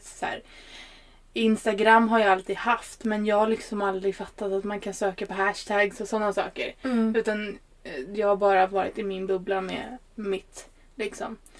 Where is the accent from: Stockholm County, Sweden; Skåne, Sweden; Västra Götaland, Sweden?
Stockholm County, Sweden; Stockholm; also born or lived in Norrland; kommer ju från Stockholm. Ehm, i botten så är jag ju en norrlänning, ja. Men, eh, är uppväxt i Stockholm